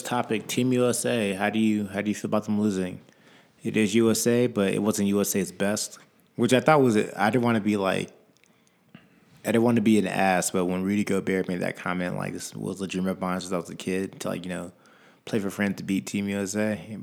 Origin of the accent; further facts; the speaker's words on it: Virginia, United States; I'm from Virginia